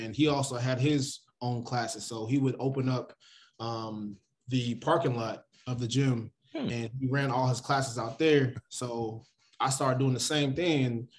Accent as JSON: {"language": "English", "town": "Hayward", "region": "California", "country": "United States", "tie": "born or raised there", "also_born_or_lived": "Oakland, California", "moved": "yes", "lives_now": "Los Angeles, United States", "said": "So I grew up in the Bay Area, was born in Oakland, California, and then raised majority of my life in Hayward, California. So now I live in L.A., so it's a definitely different culture, a different experience."}